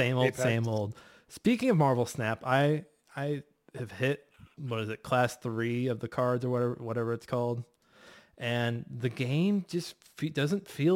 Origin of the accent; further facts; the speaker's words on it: St. Louis, Missouri, United States; I'm from North St. Louis. 314